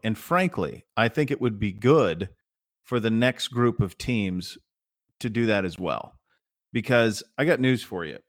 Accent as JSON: {"language": "English", "region": "Montana", "country": "United States", "tie": "born or raised there", "said": "I grew up in Montana"}